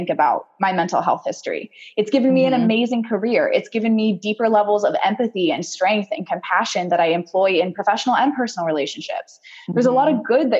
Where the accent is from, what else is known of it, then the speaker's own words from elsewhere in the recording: Portland, Oregon, United States; also born or lived in Puyallup, Washington / Banks, Oregon; I was born in Puyallup, Washington, which is just south of Seattle, but I spent from 3 to 18 in Portland, Oregon